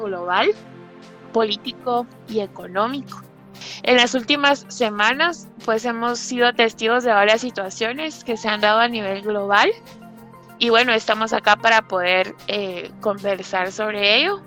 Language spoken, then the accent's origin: Spanish; Guatemala; nos interesan como guatemaltecos